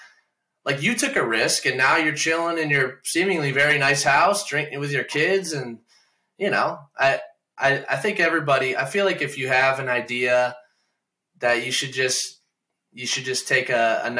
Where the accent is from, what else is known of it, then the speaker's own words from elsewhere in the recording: Lambertville, Michigan, United States; moved away as an adult; also born or lived in Toledo, Ohio; now in Virginia, United States; I grew up in Lambertville, Michigan, which is like right on the border of Ohio where Toledo is